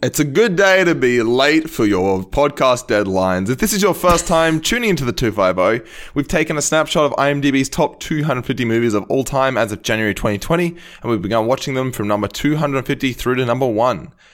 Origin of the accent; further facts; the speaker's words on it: Australia; as an Australian